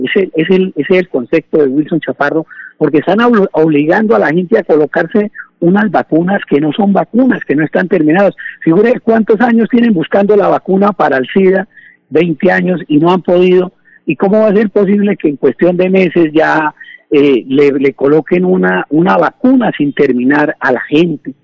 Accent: Bucaramanga, Santander, Colombia; Yo nací pastor ahí en el Parque García Rovira, ahí en Bucaramanga

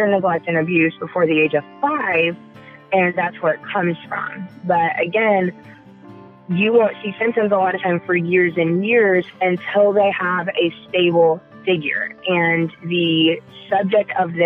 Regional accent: the South, United States; moved away; also born or lived in Colorado / Indiana; I'm from the South. I was born and raised in the South.

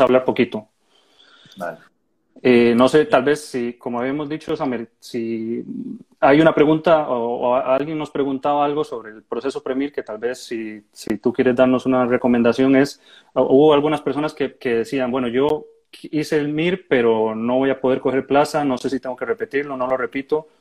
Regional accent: Costa Rica; moved away as an adult; now in Murcia, Spain; yo soy de Costa Rica

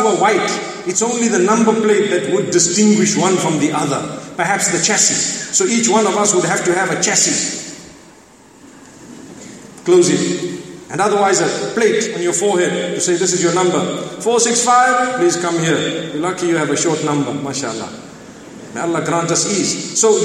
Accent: Zimbabwe; I hold a nationality that is African. And I am proud of being a Zimbabwean

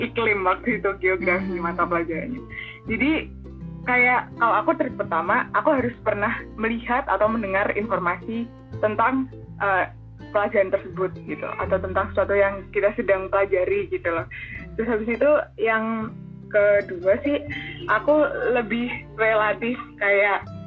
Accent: Blitar, East Java, Indonesia; Aku asal dari Kota Blitar, Jawa Timur

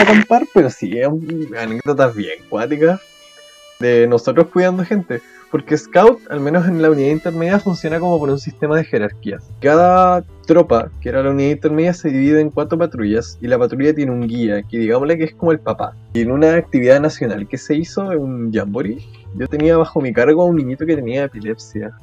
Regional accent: Chile; proyectarse uno como chileno

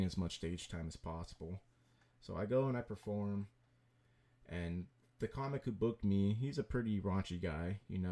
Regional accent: San Jose, California, United States; born and raised in San Jose, did the majority of my stuff in San Jose

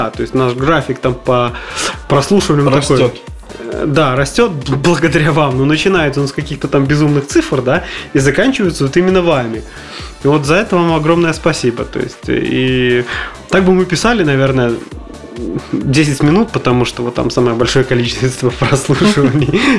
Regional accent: Kamchatka Krai, Russia; Я тоже с Камчатки.

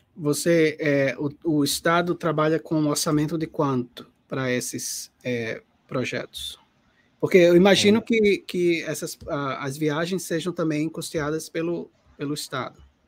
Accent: Paraíba, Brazil; eu sendo paraibano, paraibano

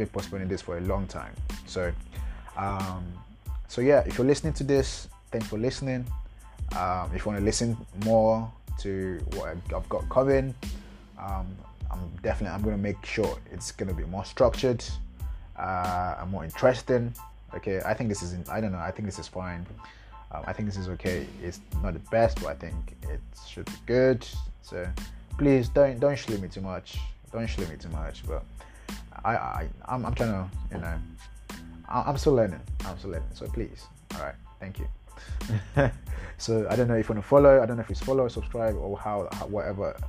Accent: Nigeria; I'm a Nigerian. I live in Lagos right now, Lagos, Nigeria

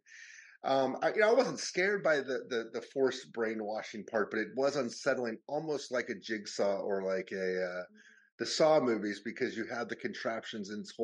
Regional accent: United States; moved away as an adult; now in London, United Kingdom; growing up in America

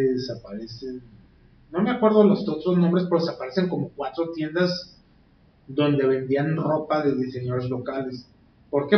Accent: Tijuana, Baja California, Mexico; somos tijuanenses, californianos ante todo

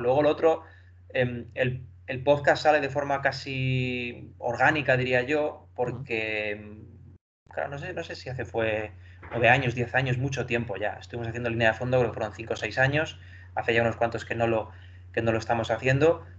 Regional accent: Ciudad Real, Castilla-La Mancha, Spain; moved away as an adult; now in Madrid, Spain; yo soy de Ciudad Real, me tuve que venir aquí a Madrid a estudiar

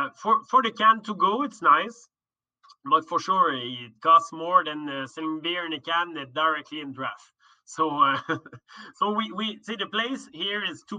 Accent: Laval, Quebec, Canada; I came from Laval, but I lived there for like 15 years.

